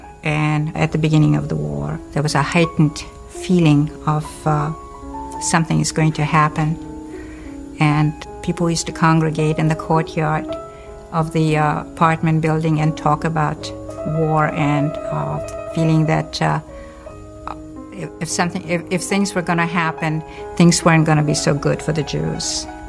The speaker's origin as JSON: {"language": "English", "town": "Krakow", "region": "Lesser Poland", "country": "Poland", "tie": "born there", "second_language": "English", "said": "I was born in Krakow, Poland."}